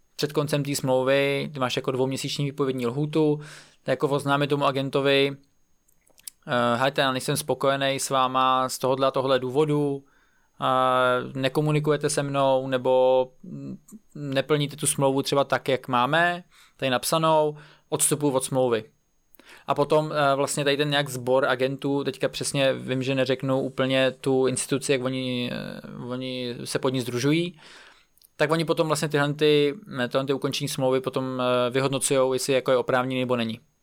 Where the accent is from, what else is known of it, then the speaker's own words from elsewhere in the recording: Czechia; jako já, jako Čech